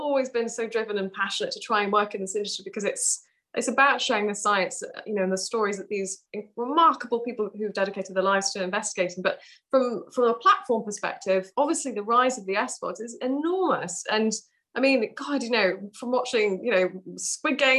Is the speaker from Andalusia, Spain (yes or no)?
yes; Malaga, Andalusia, Spain; moved away as an adult; now in United Kingdom; I grew up there for 18 years. I lived there until I was 18 and then came to the UK